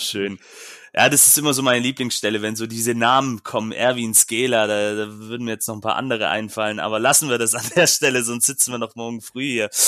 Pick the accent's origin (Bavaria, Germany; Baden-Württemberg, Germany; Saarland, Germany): Baden-Württemberg, Germany; Stuttgart; als Stuttgarter